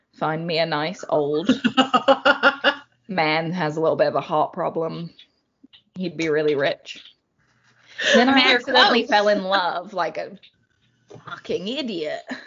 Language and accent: English; London, United Kingdom; I grew up in London, so city girl through and through